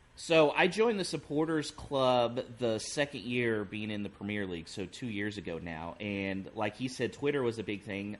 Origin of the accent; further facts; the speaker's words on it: Houston, Texas, United States; accent: American